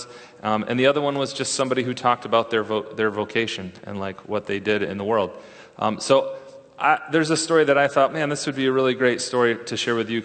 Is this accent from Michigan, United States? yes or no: yes; West Michigan, United States; now in Redlands, United States; West Michigan, like my hometown